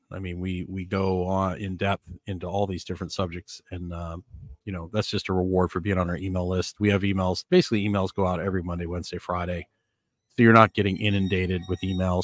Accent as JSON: {"language": "English", "region": "Northern Canada", "country": "Canada", "tie": "born or raised there", "also_born_or_lived": "Florida", "moved": "yes", "lives_now": "Nicaragua", "said": "growing up in Northern Canada"}